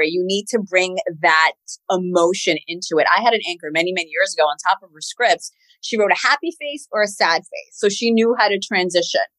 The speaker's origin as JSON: {"language": "English", "town": "Queens", "region": "New York", "country": "United States", "said": "I'm from Queens, New York."}